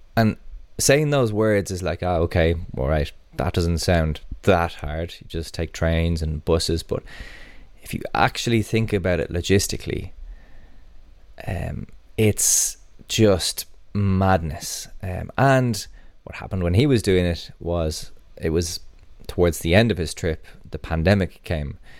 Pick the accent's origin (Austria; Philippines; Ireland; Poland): Ireland